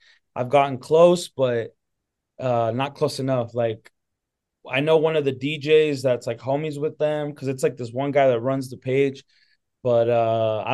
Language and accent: English; Salt Lake City, Utah, United States; I was born and raised in Utah. Yeah, Salt Lake City